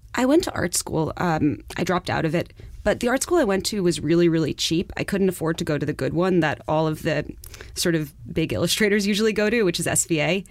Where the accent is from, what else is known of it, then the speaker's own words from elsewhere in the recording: New York City, New York, United States; I'm from Far Rockaway